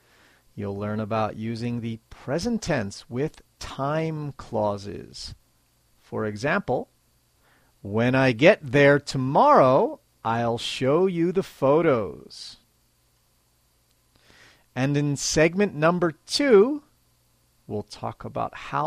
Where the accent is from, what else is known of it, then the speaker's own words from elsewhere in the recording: United States; now in Japan; I'm American, and I live in Japan.